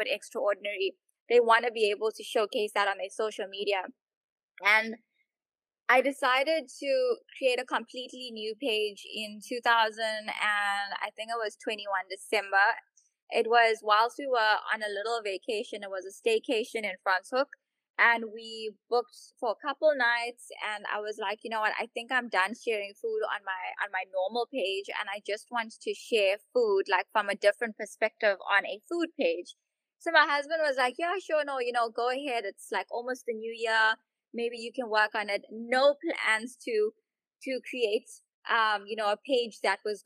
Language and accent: English; Durban, KwaZulu-Natal, South Africa; I'm from Durban. Born and bred in Durban.